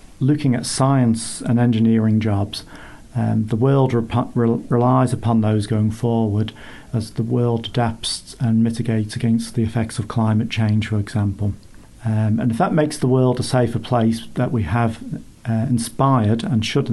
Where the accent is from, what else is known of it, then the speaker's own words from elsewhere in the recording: Isle of Man; accent: funny accent; also born or lived in Reading; I'm from the Isle of Man.